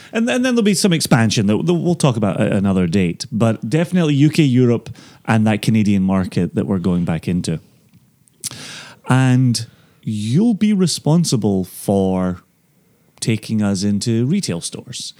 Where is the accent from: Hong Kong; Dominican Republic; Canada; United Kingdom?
United Kingdom; Ayr, Scotland; moved away as an adult; also born or lived in Aberdeen; now in United States; I may ultimately get to pour in my hometown